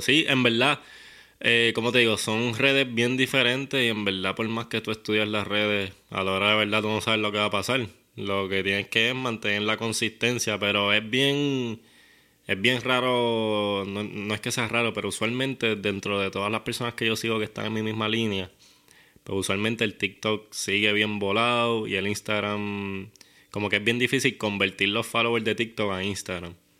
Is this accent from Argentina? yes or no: no; Guaynabo, Puerto Rico; yo soy de Guaynabo, pero del área de campo. Yo criaba conejos con papi.